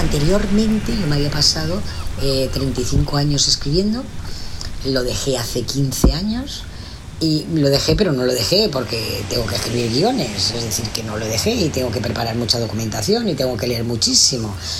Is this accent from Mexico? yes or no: no; Alicante, Valencian Community, Spain; yo soy de Alicante, pero había estado en Madrid